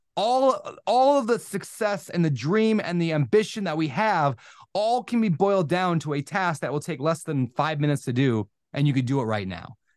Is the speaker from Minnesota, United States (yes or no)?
yes; Minnesota, United States; moved away as an adult; also born or lived in Washington; I grew up in Minnesota, college, met my girl, moved to Washington, got married